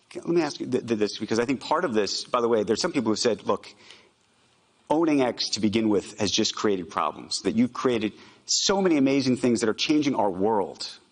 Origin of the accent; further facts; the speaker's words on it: United States; I'm an American Jew.